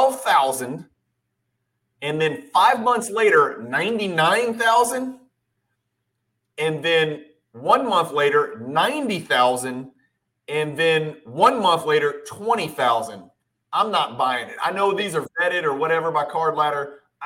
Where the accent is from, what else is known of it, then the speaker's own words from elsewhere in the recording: Louisville, Kentucky, United States; I grew up in Louisville, Kentucky